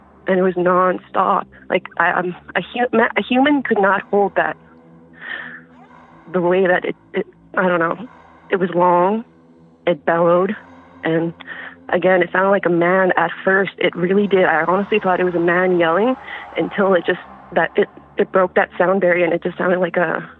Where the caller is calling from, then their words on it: Thompson, Manitoba, Canada; I'm calling from northern Manitoba.